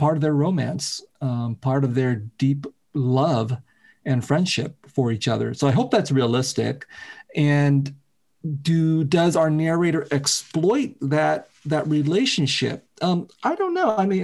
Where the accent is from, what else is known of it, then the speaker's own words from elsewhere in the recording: United States; I grew up in Vietnamese American community of refugees